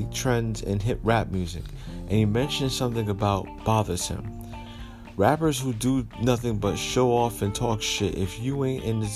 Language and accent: English; Paterson, New Jersey, United States; my hometown of Paterson, New Jersey